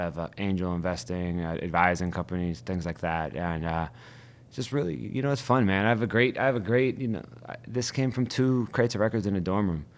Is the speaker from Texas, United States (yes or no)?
no; Youngstown, Ohio, United States; also born or lived in Cleveland, Ohio; now in Brooklyn, United States; I grew up in Youngstown